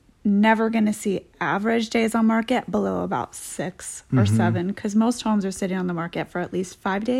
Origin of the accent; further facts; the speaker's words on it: Edmonds, Washington, United States; Yes, born and raised in Edmonds.